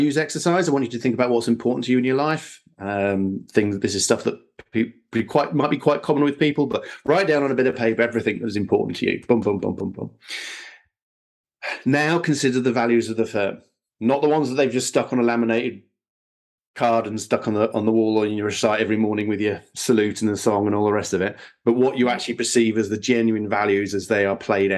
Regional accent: Sussex, South East England, United Kingdom; moved away; also born or lived in Bedfordshire; I was born and raised in Sussex, and then moved to Bedfordshire

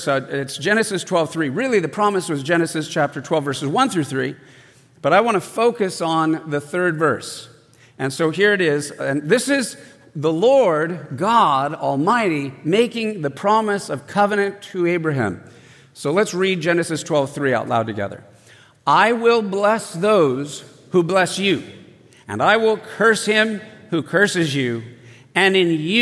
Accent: San Diego, California, United States; I grew up in San Diego

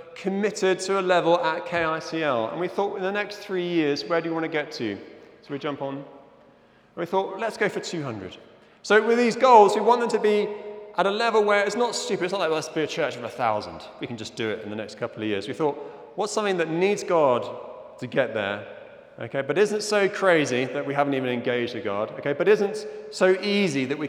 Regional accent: Zimbabwe; moved away; I'm originally from Zimbabwe

